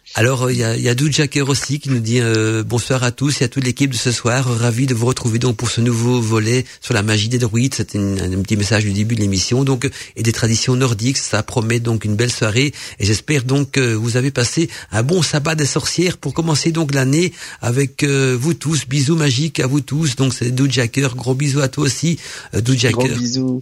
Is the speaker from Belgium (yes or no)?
yes; Belgium; accent: Belgian; avec mon accent belge